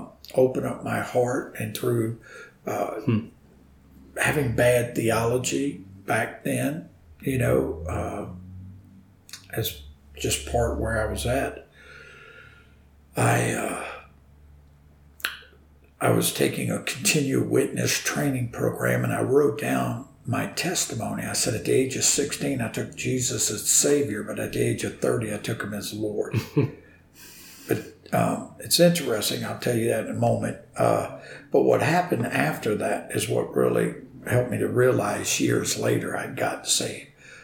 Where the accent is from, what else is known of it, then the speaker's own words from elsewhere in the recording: New Orleans, Louisiana, United States; also born or lived in South Carolina; I'm from New Orleans. And, you'll hear that accent. It used to be a lot worse when I first moved to South Carolina